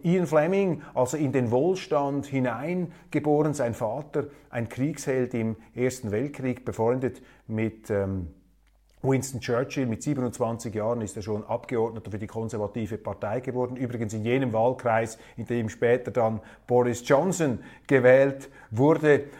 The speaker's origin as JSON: {"language": "German", "country": "Switzerland", "said": "unser Außenminister"}